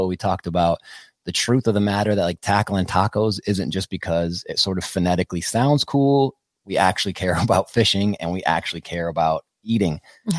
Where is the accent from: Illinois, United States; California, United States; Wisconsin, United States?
Wisconsin, United States; moved away; also born or lived in Austin, Texas; I'm from Wisconsin.